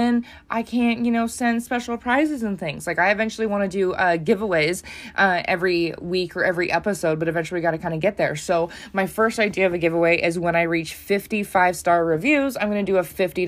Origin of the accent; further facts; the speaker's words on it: United States; I'm from the United States